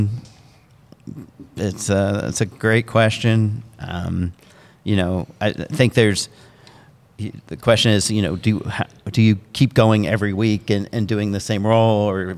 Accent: Indianapolis, Indiana, United States; moved away as an adult; also born or lived in New Jersey / Charlotte, North Carolina; now in New York City, United States; I grew up in Indianapolis

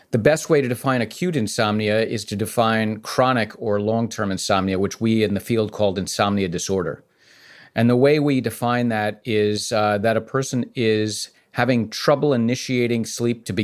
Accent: New York City, New York, United States

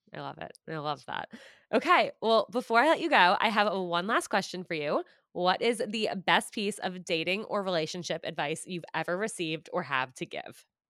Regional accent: Westchester, New York, United States; also born or lived in Syracuse, New York / Manhattan, New York; I grew up in Westchester, so, like, right outside New York City

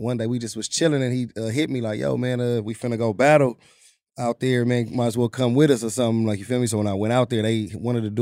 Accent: Compton, California, United States; now in Santa Fe Springs, United States; I'm originally from Compton

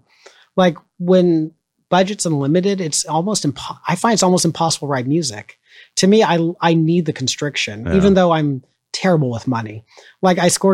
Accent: Orange County, California, United States; now in Chicago, United States; I grew up in Orange County, which was, very, very conservative

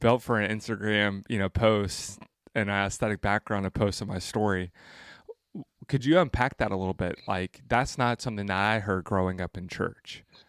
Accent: Franklin, Tennessee, United States; I'm actually from Franklin.

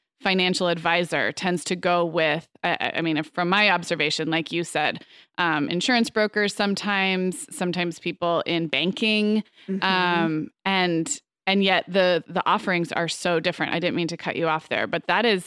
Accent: Santa Barbara, California, United States; also born or lived in Arizona; now in Orange County, United States; my hometown of Santa Barbara

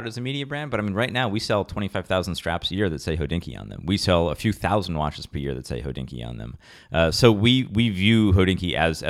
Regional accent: Rochester, New York, United States; I'm from Rochester, New York, very kind of humble upbringings.

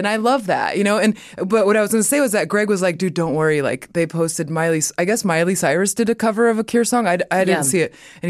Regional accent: Mexico; born there; Cause I was born in Mexico and my Latin heritage is a big part of who I am.

